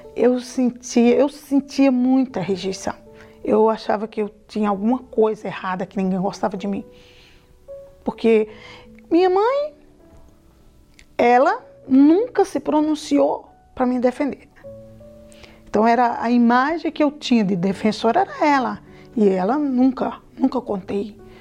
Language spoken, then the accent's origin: Portuguese; Paraíba, Brazil; moved away; eu vim da Paraíba